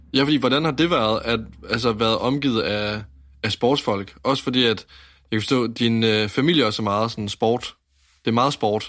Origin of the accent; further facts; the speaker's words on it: Varde, Southern Denmark, Denmark; Jeg kommer fra Vardag